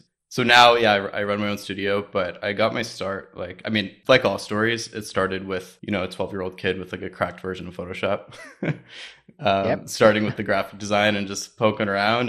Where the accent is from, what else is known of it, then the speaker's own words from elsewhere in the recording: Ontario, Canada; So like I was big in the music scene growing up outside of Toronto